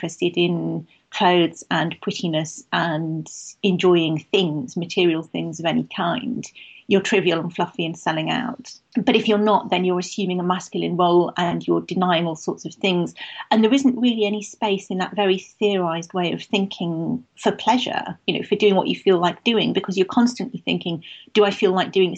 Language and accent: English; Manchester, North West England, United Kingdom; I grew up in Manchester